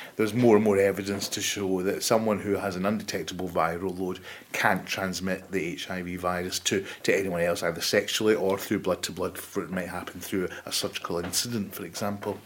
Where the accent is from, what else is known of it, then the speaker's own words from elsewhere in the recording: Glasgow, Scotland, United Kingdom; moved away as an adult; also born or lived in Paisley / Italy; now in Birmingham, United Kingdom; I was born in Glasgow, as you can probably tell from the accent. Uh, I went to school just outside Glasgow in Paisley